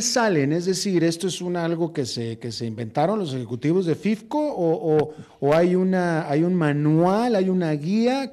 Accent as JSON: {"language": "Spanish", "country": "Mexico", "also_born_or_lived": "United States", "moved": "as an adult", "lives_now": "Costa Rica", "said": "yo que soy mexicano y que viví tantos años en México, después tantos años en Estados Unidos"}